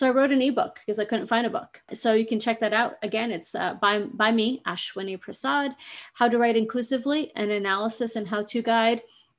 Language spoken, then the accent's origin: English; Pacific Northwest, United States; also born or lived in Fiji; I was born in Fiji, islands in the South Pacific, and I grew up in North America. I'm a Pacific Northwest gal, and I love it.